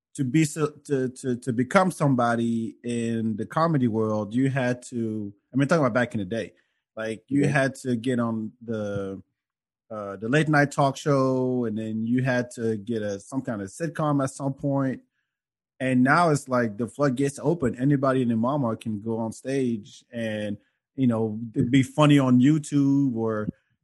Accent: Paris, Île-de-France, France; moved away; I grew up in Paris

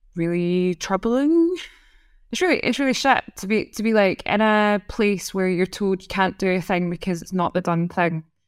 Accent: Scotland, United Kingdom; accent: Scottish; moved away; as a Scottish person

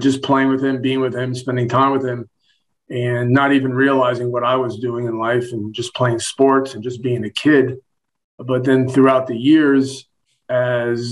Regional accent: Hollywood, Florida, United States; moved away as an adult; also born or lived in New York; now in Knoxville, United States; I was born in New York, but I grew up since kindergarten in sunny South Florida, actually Hollywood, Florida

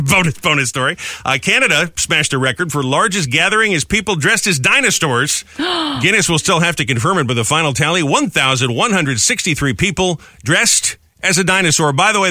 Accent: New England, United States; moved away; up in New England, up in my hometown.

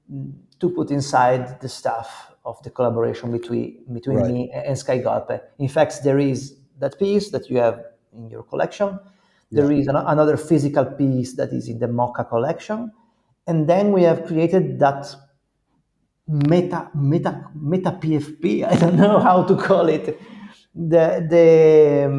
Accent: Italy; We are not from America. We are in Italy.

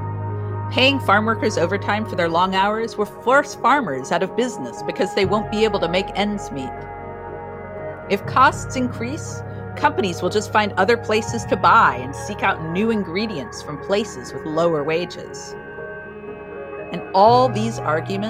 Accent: Oregon, United States; Here in my home state of Oregon

